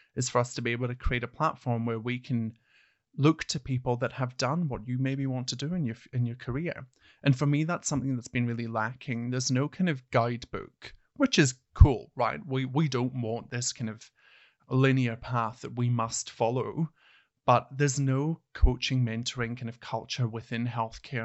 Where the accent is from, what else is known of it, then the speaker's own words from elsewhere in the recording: Hawick, Scotland, United Kingdom; moved away as an adult; now in Australia; I actually started my nursing career back in a small town called Hoyk, which is my hometown, spelled H A W I C K.